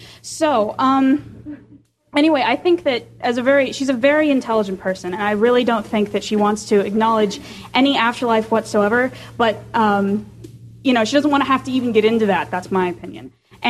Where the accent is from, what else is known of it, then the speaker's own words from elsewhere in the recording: Cleveland, Ohio, United States; from Cleveland. Yeah, Cleveland.